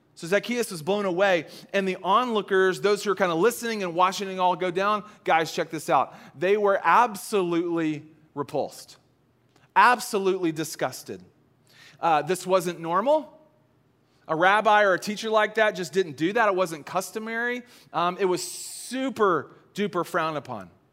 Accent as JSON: {"language": "English", "region": "the South", "country": "United States", "tie": "born or raised there", "said": "I grew up in the South."}